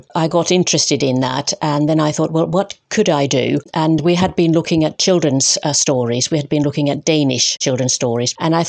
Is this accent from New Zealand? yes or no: no; Finland; English is a second language; moved away; I'm originally from Finland